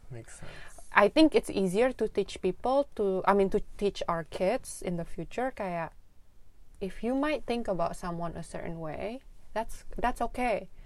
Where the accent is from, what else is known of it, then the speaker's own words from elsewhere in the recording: Indonesia; Kayak kita sama-sama orang Indonesia aja ya.